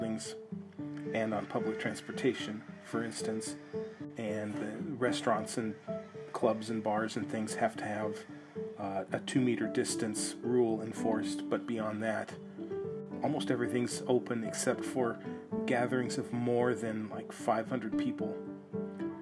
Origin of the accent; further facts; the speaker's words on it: United States; now in Prague, Czech Republic; I am an American expat living in Prague